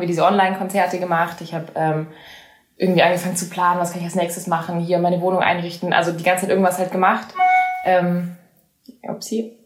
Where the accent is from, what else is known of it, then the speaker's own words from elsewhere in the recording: Southern Germany, Germany; first language German; also born or lived in United States; ganz im Süden, da wo ich, da wo ich herkomme